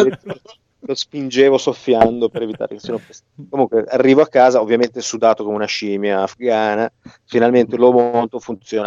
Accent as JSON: {"language": "Italian", "town": "Genoa", "region": "Liguria", "country": "Italy", "said": "Io da buon genovese"}